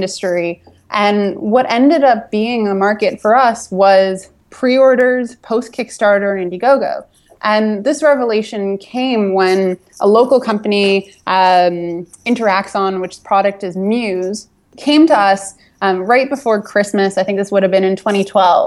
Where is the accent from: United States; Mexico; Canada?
Canada; Toronto, Ontario; I'm from Toronto